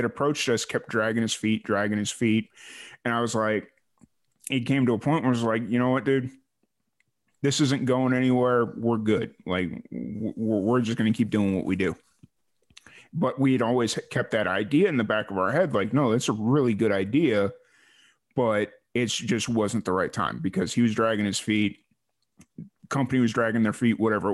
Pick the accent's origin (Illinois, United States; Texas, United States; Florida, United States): Texas, United States; Waco; I was linked right back into my hometown